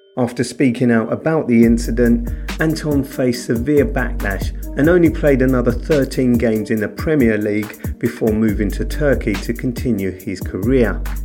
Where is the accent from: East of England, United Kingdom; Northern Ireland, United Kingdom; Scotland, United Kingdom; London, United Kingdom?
London, United Kingdom; I grew up in Camberwell